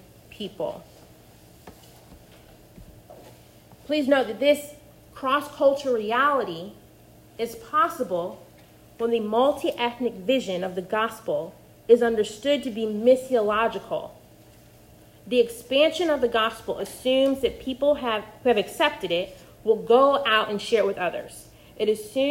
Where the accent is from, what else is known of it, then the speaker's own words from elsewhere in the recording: Missouri, United States; accent: flat Midwestern; moved away as an adult; also born or lived in Carolina / the South; I grew up in the Midwest, in Missouri, and I went to Carolina for undergrad